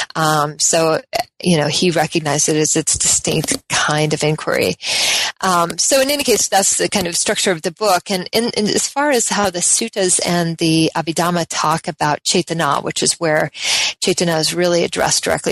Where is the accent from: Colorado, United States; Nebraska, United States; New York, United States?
Colorado, United States; also born or lived in Oregon; I'm from the West. Um, generally, I was born in Colorado